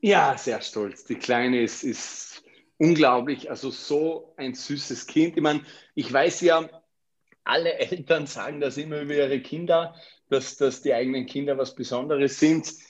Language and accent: German; Vorarlberg, Austria; moved away as an adult; also born or lived in Graz; now in Vienna, Austria; Ich bin zwar in Vorarlberg aufgewachsen, habe die ersten 19 Jahre in meinem Leben dort verbracht